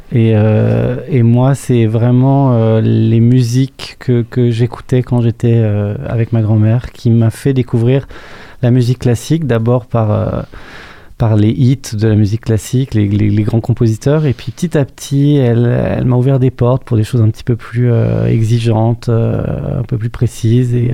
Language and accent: French; Annecy, Auvergne-Rhône-Alpes, France; born there; né à Annecy, en Haute-Savoie, dans les Alpes. Une très jolie petite ville euh, de montagne avec une influence italienne.